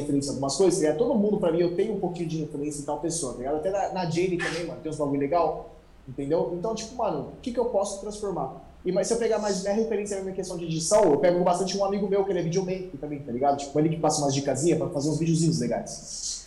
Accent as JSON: {"language": "Portuguese", "region": "São Paulo", "country": "Brazil", "tie": "born or raised there", "said": "nasci em São Paulo, moro em São Paulo até hoje. Basicamente, eu nasci na mesma casa que eu estou morando até hoje."}